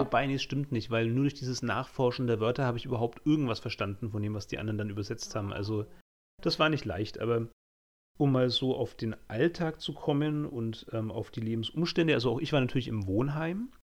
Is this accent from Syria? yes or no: no; Franconia, rural area half an hour from Nuremberg, Bavaria, Germany; also born or lived in Utsunomiya, Japan; Ich komme ja wirklich vom Land. Also ich bin ja so ein fränkisches Landei. Ähm, auch nach Nürnberg hatte ich immer noch eine halbe Stunde Zugfahrt ähm, von meinem Heimatort aus.